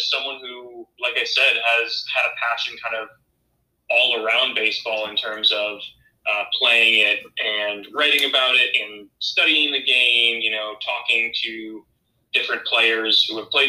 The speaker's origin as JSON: {"language": "English", "town": "Crystal Lake", "region": "Illinois", "country": "United States", "tie": "born or raised there", "said": "I grew up in Crystal Lake, Illinois, which is a suburb about 45 minutes outside of Chicago"}